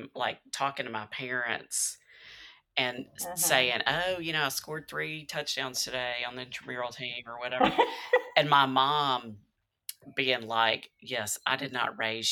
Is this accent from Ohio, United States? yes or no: no; Memphis, Tennessee, United States; growing up in Memphis